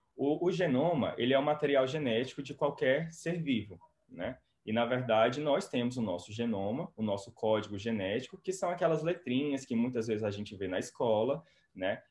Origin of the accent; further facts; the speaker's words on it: Quixeramobim, Ceará, Brazil; moved away as an adult; also born or lived in Fortaleza; now in Oxford, United Kingdom; eu sou natural do Ceará, né? Eu sou natural de Quixeramobim. E com 17 anos eu mudei para Fortaleza